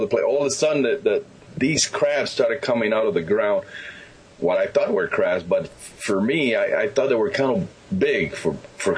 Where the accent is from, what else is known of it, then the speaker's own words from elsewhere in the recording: Santa Clara, Villa Clara, Cuba; moved away; I lived in the city of Santa Clara, Cuba, central part of the island